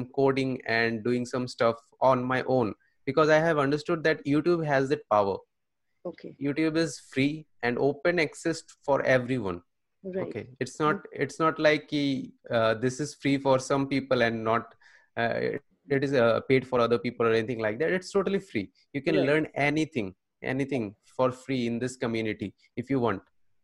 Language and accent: English; Tripura, India; moved away as an adult; now in Kolkata, India; I am from Tripura.